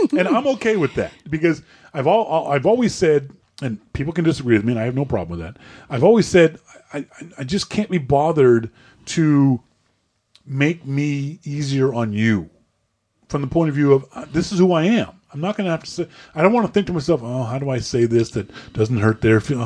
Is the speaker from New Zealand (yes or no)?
no; Nova Scotia, Canada; as a Canadian, as, as a Nova Scotianer